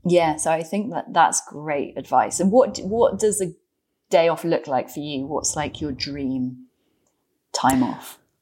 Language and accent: English; London, United Kingdom; as a Londoner